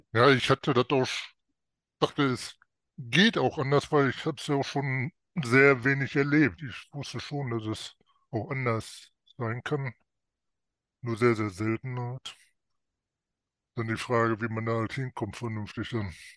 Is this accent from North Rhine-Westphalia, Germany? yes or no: yes; North Rhine-Westphalia, Germany; ich komme aus Nordrhein-Westfalen